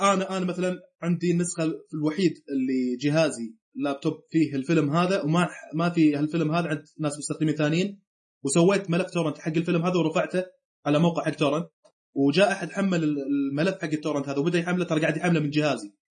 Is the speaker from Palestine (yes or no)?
no; Saudi Arabia; عندنا في السعوديه